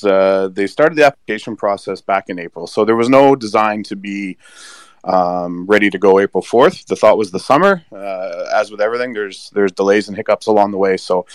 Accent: Canada; why as a Canadian would we be interested in going to Las Vegas for a conference?

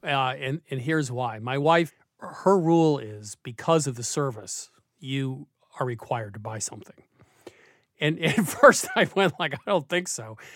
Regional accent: Vermont, United States; When I grew up in Vermont

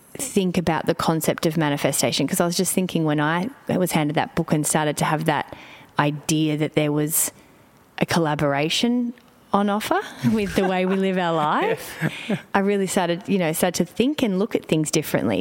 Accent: Melbourne, Victoria, Australia; moved away; I'm in Melbourne, which for me brings up many things because it's my hometown and I've lived away

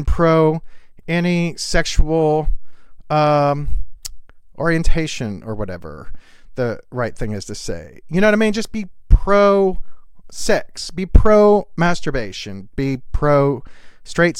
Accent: the South, United States; I grew up in the South, and in the South, back when I was a kid

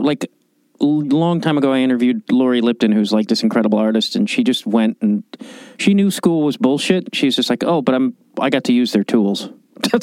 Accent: Chicago, Illinois, United States; a guy from Chicago

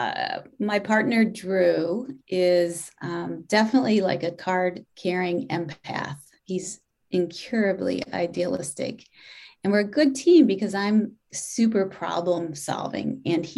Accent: Detroit, Michigan, United States; now in Boston, United States; I'm Catholic. I grew up in Detroit

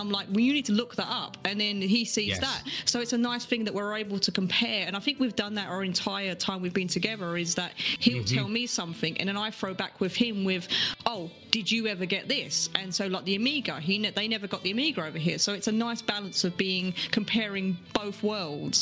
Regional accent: United Kingdom; also born or lived in England; now in United States; as a British person

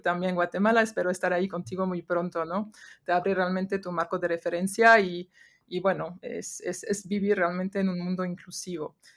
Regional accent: France; Spanish is a second language; moved away as an adult; now in Mexico; crecí en Francia

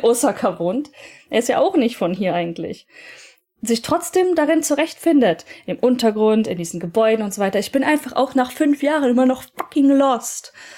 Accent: Germany; now in Japan

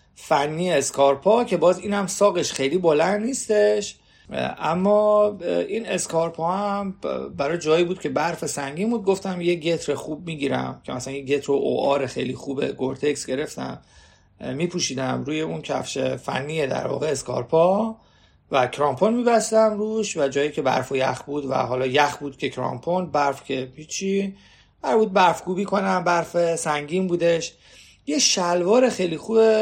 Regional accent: Iran; من ایرانیم

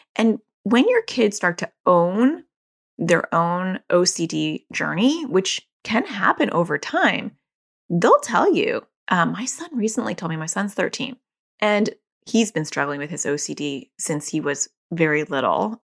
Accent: New York, United States; accent: New Jersey; moved away; also born or lived in New Jersey; I was born in New York

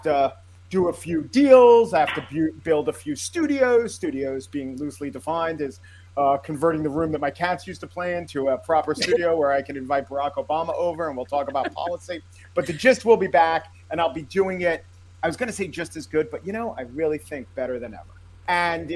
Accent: Baldwin, New York, United States; also born or lived in Oceanside, New York; I didn't grow up in Oceanside. I grew up in Baldwin, which is the neighboring town

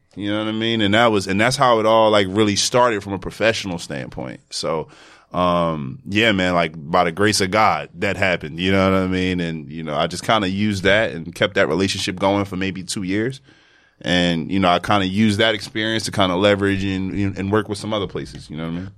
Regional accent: Philadelphia, Pennsylvania, United States; moved away as an adult; now in New York, United States; I'm from Philadelphia.

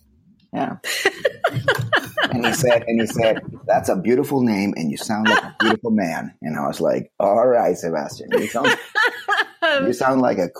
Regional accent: Slovakia; English is a second language; But I'm originally from Slovakia.

